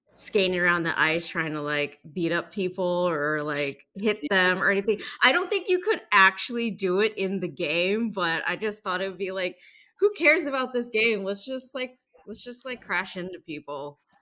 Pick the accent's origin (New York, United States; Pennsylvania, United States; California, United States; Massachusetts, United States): New York, United States; moved away; I'm originally from New York